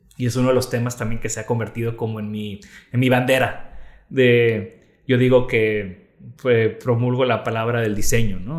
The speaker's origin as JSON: {"language": "Spanish", "town": "Tampico", "region": "Tamaulipas", "country": "Mexico", "tie": "born or raised there", "also_born_or_lived": "Netherlands", "moved": "yes", "said": "nací en Tampico, crecí en Tampico, Tamaulipas"}